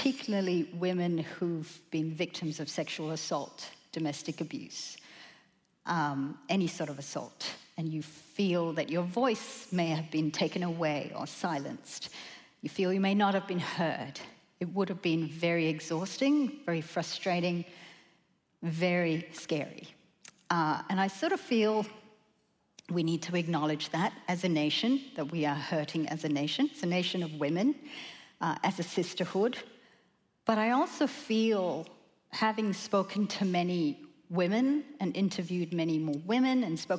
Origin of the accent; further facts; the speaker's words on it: Australia; we as Australian women